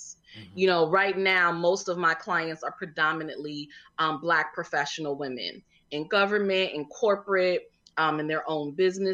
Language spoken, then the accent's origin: English; Connecticut, United States; moved away as an adult; now in Washington, D.C., United States; I'm originally from Connecticut. I came here cause I went to the original, the only HU, Howard University